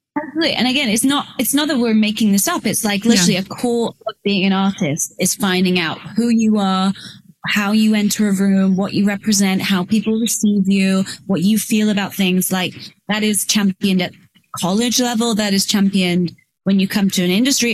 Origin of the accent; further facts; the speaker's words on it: England, United Kingdom; moved away; I grew up in England